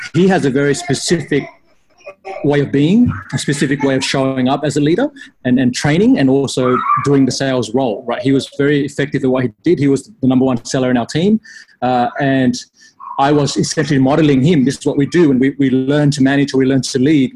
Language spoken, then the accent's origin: English; Australia; I grew up in Australia